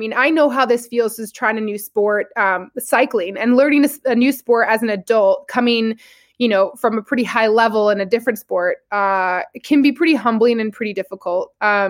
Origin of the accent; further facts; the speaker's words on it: Fort Collins, Colorado, United States; I'm also from Colorado. I'm not from Denver, but I'm from Fort Collins. And I mean, I definitely grew up in the outdoors